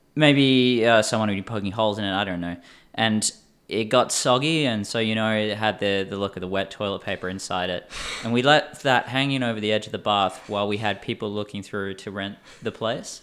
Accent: Perth, Western Australia, Australia; my hometown of Perth.

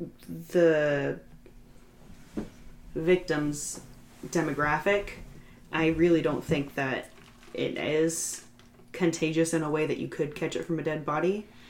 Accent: New Orleans, Louisiana, United States; I'm not from New York, New York. I'm from New Orleans.

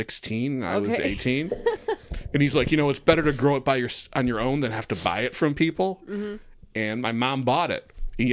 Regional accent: Farmington, Michigan, United States; moved away as an adult; also born or lived in Oak Park, Michigan / Atlanta / New York; I'm from. Grew up, born in Oak Park, and then we moved to Farmington.

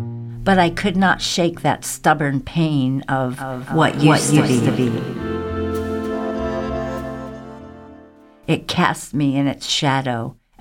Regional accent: the South, United States; moved away; growing up hippie, surviving the South

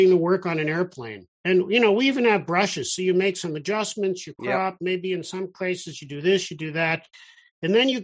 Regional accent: Toronto, Ontario, Canada; also born or lived in Israel; I grew up in Toronto

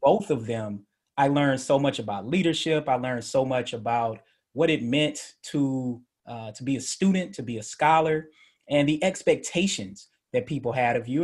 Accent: Murfreesboro, Tennessee, United States; also born or lived in Atlanta, Georgia / Memphis, Tennessee; I'm originally from Murfreesboro. So, for people in Memphis, that'll be familiar to them. For people who aren't, that's in Middle Tennessee by Nashville. Uh, grew up in Atlanta, moved back to Murfreesboro, went to Riverdale High School

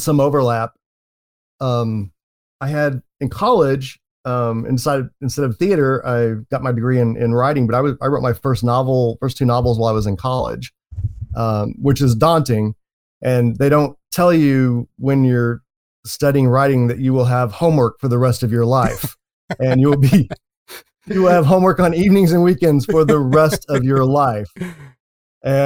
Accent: Oklahoma City, Oklahoma, United States; moved away as an adult; also born or lived in San Antonio / Chicago; now in San Fernando Valley, United States; I was born and raised in Oklahoma City

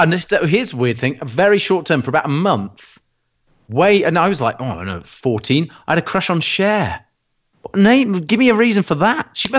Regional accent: England, United Kingdom; I was English. I'm English.

